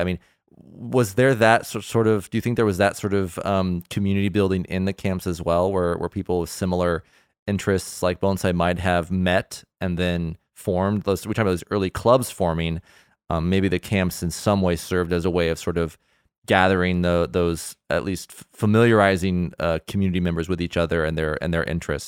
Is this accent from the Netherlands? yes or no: no; Southern California, United States; I am from Southern California too